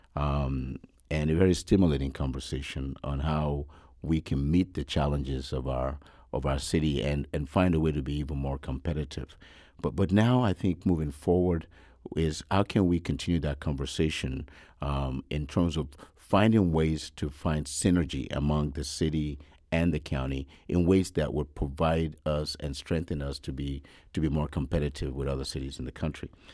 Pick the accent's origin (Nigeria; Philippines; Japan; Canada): Nigeria; moved away; I was born in Nigeria, yes, many years ago